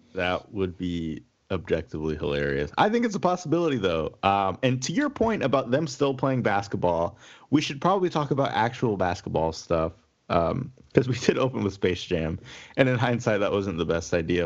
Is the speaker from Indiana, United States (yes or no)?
yes; Indiana, United States; I'm from Indiana